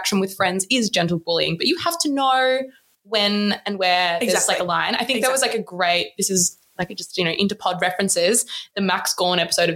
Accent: Melbourne, Victoria, Australia; I'm from Melbourne

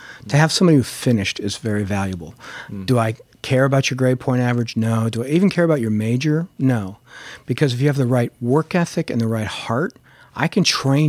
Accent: San Fernando Valley, California, United States; because I grew up in the San Fernando Valley

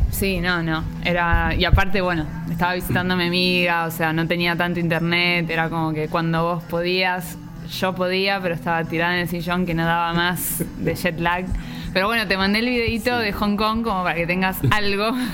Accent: Villa Ballester, Buenos Aires Province, Argentina; moved away; also born or lived in Italy; nací en Villa Ballester, que es parte de San Martín, y bueno, viví ahí casi la mayor parte de mi vida hasta el día de hoy

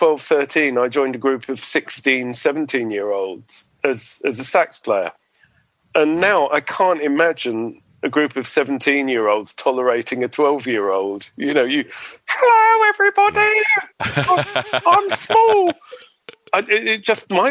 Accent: Edgware, London, United Kingdom; I grew up in North London, in Edgware.

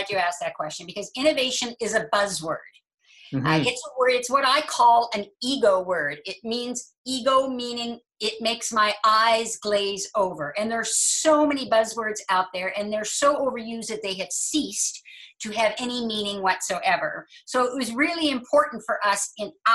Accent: Halifax, Nova Scotia, Canada; I was born in Halifax.

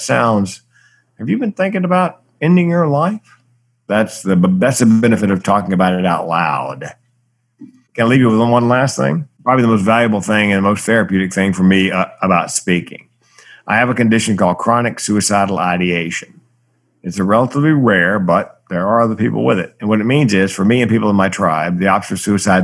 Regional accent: the South, United States; I grew up in the South where big boys didn't cry

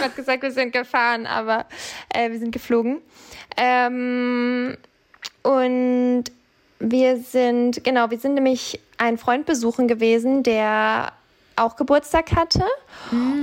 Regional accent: Bavaria, Germany; moved away; also ich komme ja ursprünglich aus Bayern

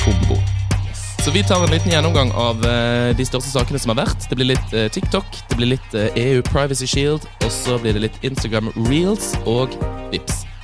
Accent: Bergen, Vestland, Norway; now in Oslo, Norway; har vært hjemme i Bergen

